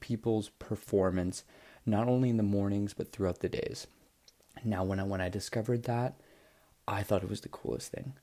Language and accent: English; Toronto, Ontario, Canada; I'm from Toronto, Ontario, Canada